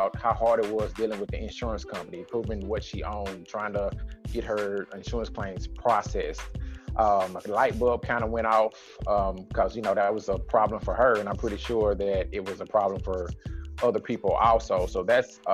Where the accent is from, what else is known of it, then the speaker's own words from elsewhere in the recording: Nashville, Tennessee, United States; born and raised in Nashville, Tennessee, East Nashville